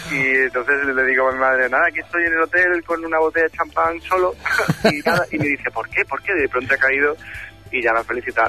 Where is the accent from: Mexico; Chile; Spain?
Spain; Málaga, Andalusia; moved away; cuando baje a mi tierra, a Málaga, pues eh, con la familia